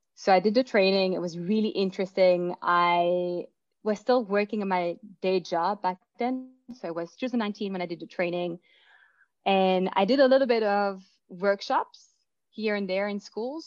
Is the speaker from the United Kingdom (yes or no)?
no; Belgium; moved away as an adult; now in Vancouver, Canada; I was born in Belgium. I moved here